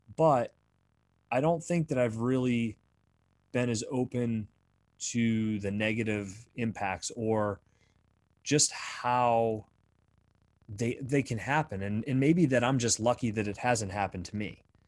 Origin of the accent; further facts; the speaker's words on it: Bradford, Pennsylvania, United States; moved away; some friends that I grew up with back in my hometown of Bradford, Pennsylvania